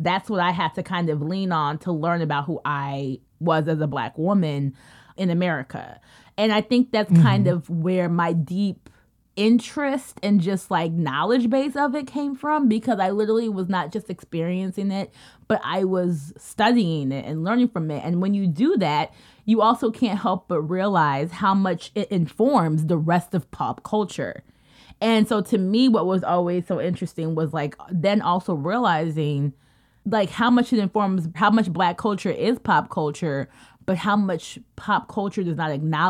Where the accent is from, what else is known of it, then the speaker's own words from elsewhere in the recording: United States; we're like the small fraction of us who were actually American born. And I think for me, growing up as a Kenyan American